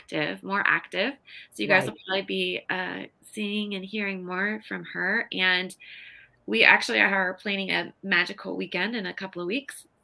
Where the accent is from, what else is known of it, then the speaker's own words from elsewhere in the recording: Nebraska, United States; moved away; local haunts where we grew up in Nebraska